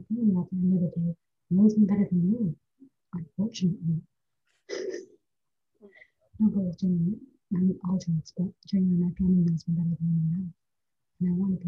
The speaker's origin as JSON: {"language": "English", "country": "India", "said": "I love India with my heart. It's my home country. I love the culture. I love everything about it."}